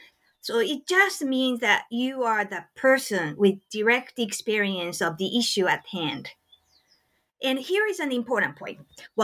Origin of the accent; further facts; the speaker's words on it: Japan; English is a second language; Growing up in Japan, I read a lot of manga, and actually I dreamed about becoming a manga artist myself.